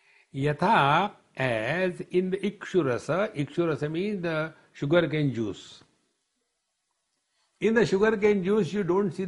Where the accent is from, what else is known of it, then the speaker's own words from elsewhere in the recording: India; When I say I am Indian, I am talking about citizenship